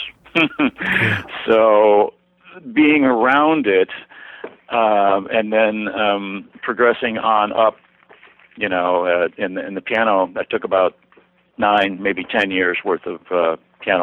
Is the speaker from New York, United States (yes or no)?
yes; Rochester, New York, United States; I was born and raised in Rochester, New York, which is upstate